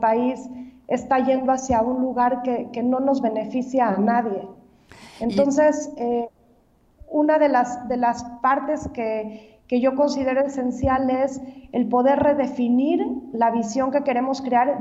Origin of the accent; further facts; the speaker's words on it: Mexico; nosotros viéramos como mexicanos